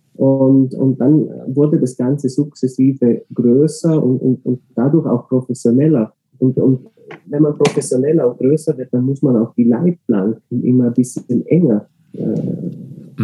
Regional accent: Austria; ich selber bin Österreicher

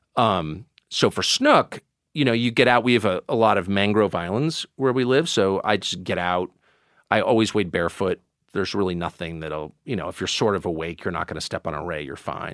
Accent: La Jolla, California, United States; also born or lived in Maine; I grew up in California and, um, Southern California.

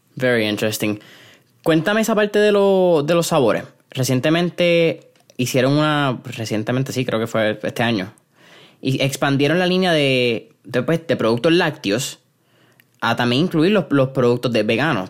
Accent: Puerto Rico; como puertorriqueños

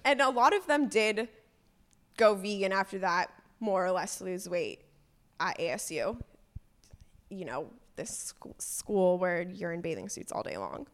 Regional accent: Agoura Hills, California, United States; now in Portland, United States; I grew up in California, in Agora Hills. It's a small, uh, suburb of L

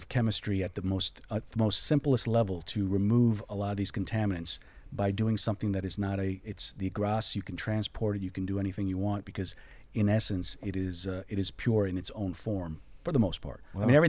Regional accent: Florida, United States; You know, I'm from Florida.

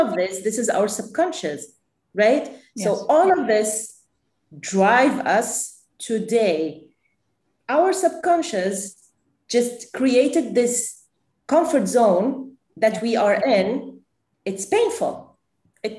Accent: Lebanon; I am Lebanese. I grew up in Lebanon.

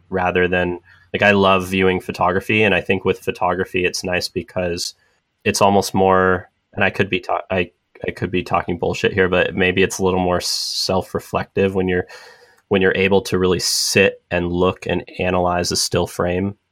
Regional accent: San Diego, California, United States; moved away as an adult; now in San Francisco, United States; I grew up in San Diego

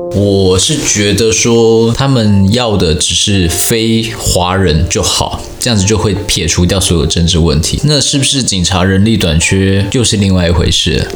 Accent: Taiwan; 我就说我是台湾人

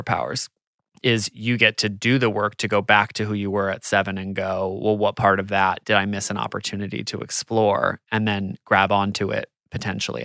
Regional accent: United States; I'm American

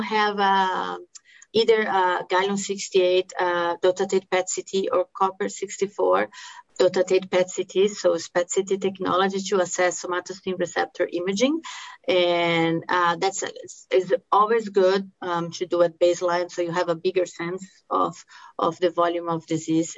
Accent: Brazil; English is a second language; moved away as an adult; also born or lived in Miami, United States / Los Angeles, United States / Tampa, United States / New Mexico, United States; now in Salt Lake City, United States; the accent that you're hearing is because I uh, I'm from Brazil. I came to US after um, med school

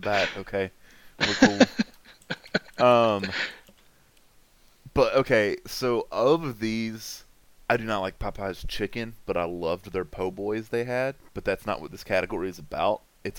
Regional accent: North Carolina, United States; moved away; I'm from the North Carolina area originally.

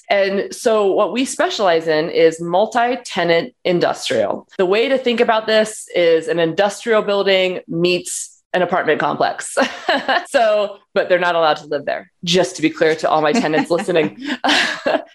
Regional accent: Portland, Oregon, United States; moved away; also born or lived in Los Angeles, California; My family's from Portland. I'm from Portland, Oregon.

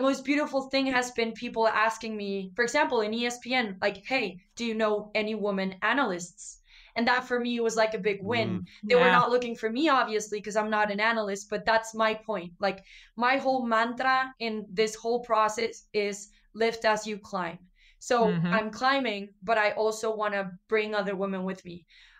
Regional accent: northern Mexico, Mexico; accent: northern Mexican; now in Mexico City, Mexico; And then I have like a northern accent. It's just kind of mixed all over the place because I also live in Mexico City.

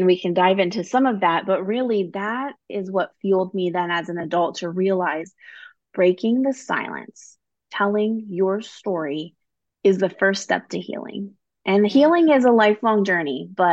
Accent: Midwest, United States; I grew up in the Midwest, you know, a small town where everybody knows everybody

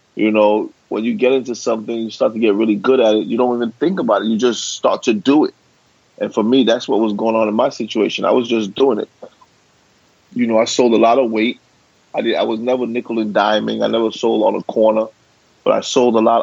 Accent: New York City, New York, United States; I was born and raised in Brooklyn.

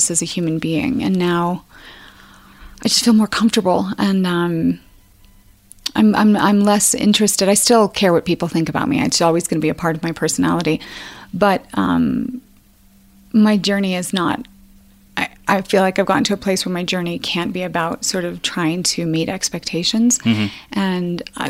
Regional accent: Castle Rock, Colorado, United States; I'm from Colorado

